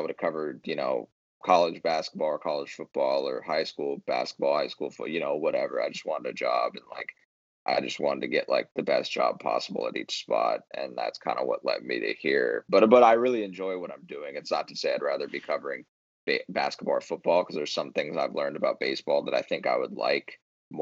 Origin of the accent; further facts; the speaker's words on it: San Diego, California, United States; moved away as an adult; also born or lived in Arizona; I'm from San Diego